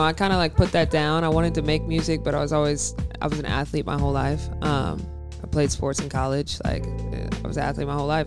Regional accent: Kennesaw, Georgia, United States; That's Kennesaw, Georgia

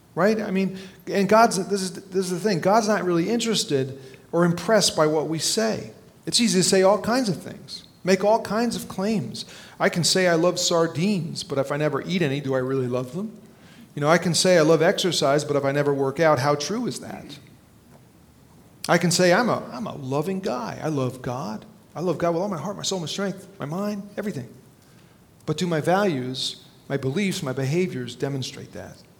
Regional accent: New Jersey, United States; when I was a little kid growing up in North Jersey

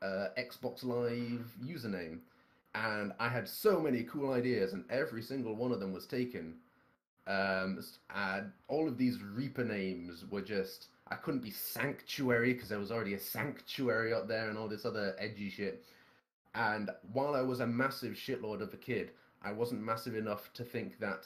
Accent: Scotland, United Kingdom; I'm Scottish

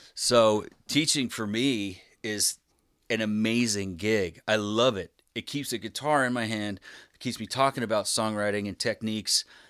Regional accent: Spokane, Washington, United States; moved away as an adult; also born or lived in Bellingham, Washington; now in Philadelphia, United States; I grew up in Spokane, Washington, and I moved to Philly

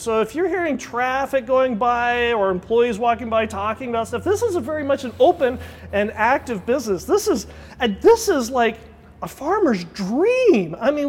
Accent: United States; we grew up in the Mojave Desert and we don't do a lot of ag

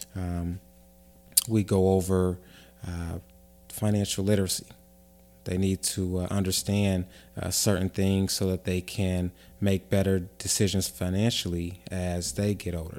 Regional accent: Avondale, United States; I grew up in Avondale, um, was born and raised there

